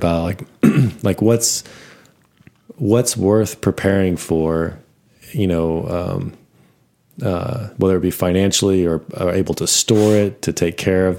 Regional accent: Amarillo, Texas, United States; Amarillo, where I grew up

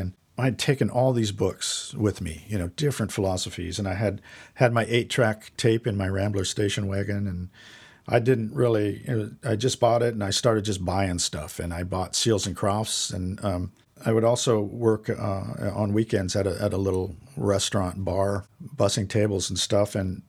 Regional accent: Lake Havasu City, Arizona, United States; also born or lived in Boulder, Colorado; So it was I was living in Lake Havasu City, Arizona. That's where I went to high school. And we moved from Boulder, Colorado there.

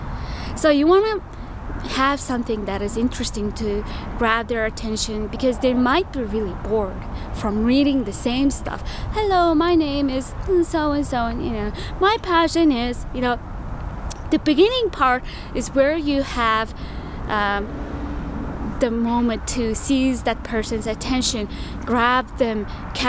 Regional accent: Mongolia; moved away; also born or lived in Milwaukee, Wisconsin, United States; I'm from Mongolia.

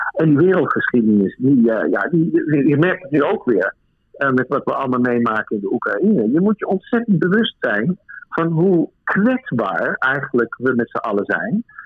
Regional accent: Netherlands; moved away as an adult; now in Berlin, Germany; als Nederlander

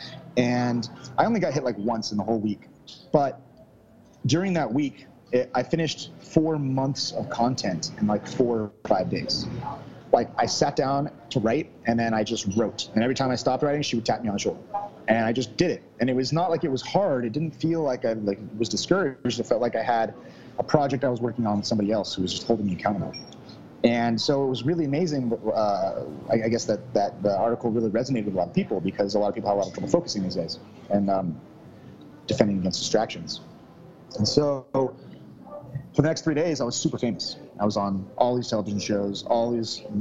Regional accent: suburb of Sacramento, California, United States; I grew up in California, small little town, little suburb of Sacramento

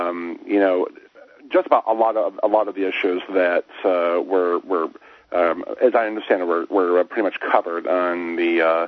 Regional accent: Michigan, United States; this is in my home state where in Dearborn

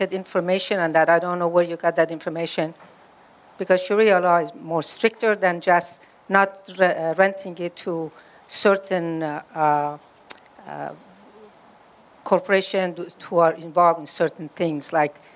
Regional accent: Iran; moved away; I was born in Iran, and I was 16 years old. So I was born in a Muslim country.

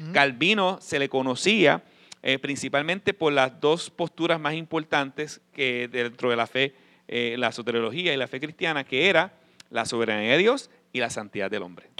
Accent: Puerto Rico; yo, yo soy boricua

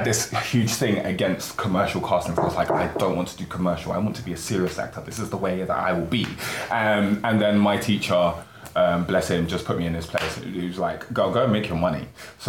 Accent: London, United Kingdom; I'm from South London, and I'm now in East London.

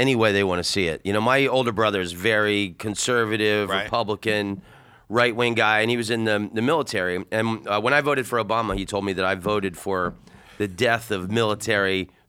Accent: Oviedo, Florida, United States; moved away as an adult; Florida. I grew up in Florida.

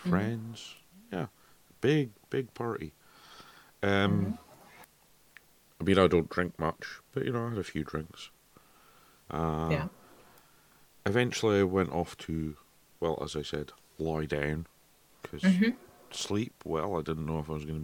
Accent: Scotland, United Kingdom; I'm Scottish

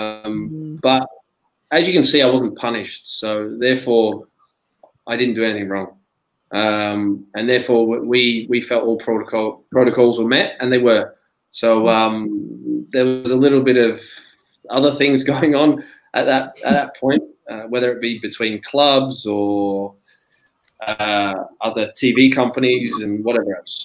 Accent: Melbourne, Victoria, Australia; moved away as an adult; my hometown back at Melbourne.

